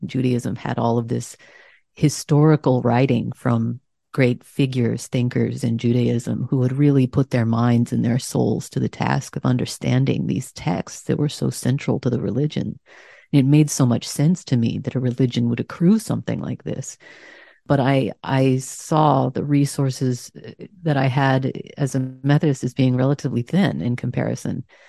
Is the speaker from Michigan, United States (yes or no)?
no; Texas, United States; moved away; also born or lived in Massachusetts; I was raised in Texas